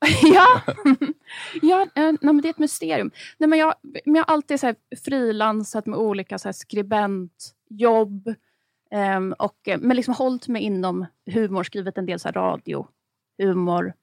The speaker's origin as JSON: {"language": "Swedish", "town": "Stockholm", "region": "Stockholm County", "country": "Sweden", "tie": "born or raised there", "said": "Jag är uppväxt på Östermalm, men inte med överklassföräldrar."}